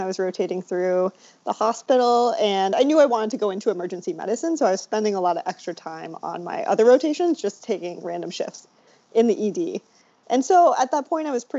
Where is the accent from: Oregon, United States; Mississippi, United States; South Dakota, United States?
South Dakota, United States; moved away as an adult; now in Providence, United States; I was kind of mostly raised in South Dakota